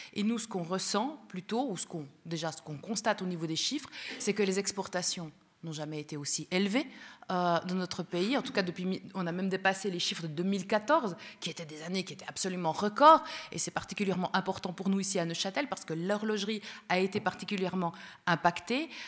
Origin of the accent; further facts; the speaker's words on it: Spain; now in Switzerland; nous sommes tous les deux européens euh, d'origine, puisque moi-même je suis espagnole